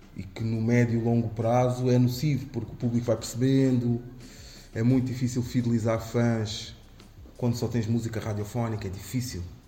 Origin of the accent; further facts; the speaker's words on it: Amadora, Lisbon, Portugal; sobre a Damaia, sobre uhum. o sítio onde escrevi, onde, onde cresci